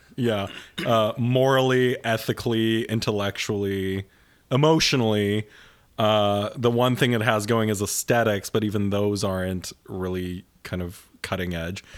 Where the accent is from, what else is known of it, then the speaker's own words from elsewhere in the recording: Winnipeg, Manitoba, Canada; moved away; I grew up in suburban Winnipeg